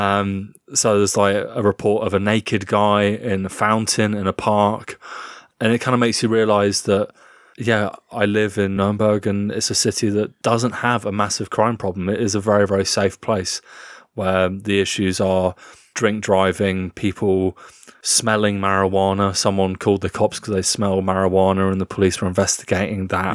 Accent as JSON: {"language": "English", "country": "United Kingdom", "said": "as a British man"}